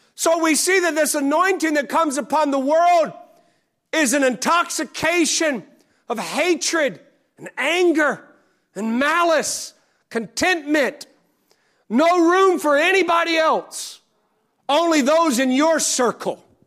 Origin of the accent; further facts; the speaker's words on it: the South, United States; I say that as a Southerner